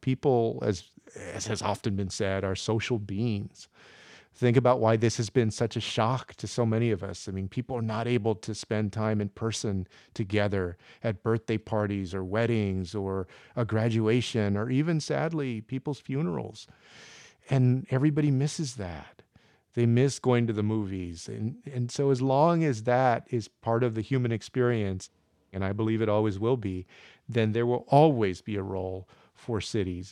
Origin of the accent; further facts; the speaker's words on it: San Antonio, Texas, United States; I grew up on the west side of San Antonio in the seventies and eighties